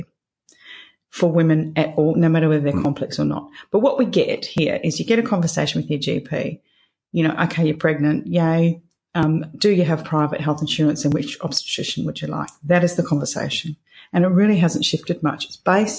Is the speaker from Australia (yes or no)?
yes; Perth, Western Australia, Australia; moved away as an adult; also born or lived in London / Greece; my parents still live in the house I was raised in Scarborough